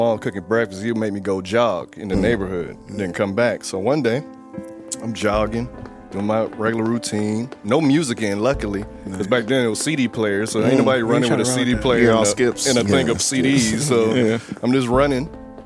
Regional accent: Florida, United States; moved away; my home state

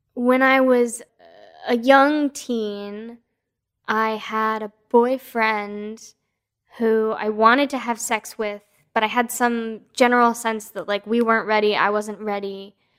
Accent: East Coast, United States; now in West Coast, United States; I was born on the East Coast

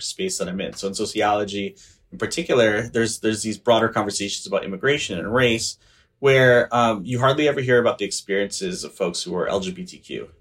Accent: Los Angeles, California, United States; I'm from Northeast L A.

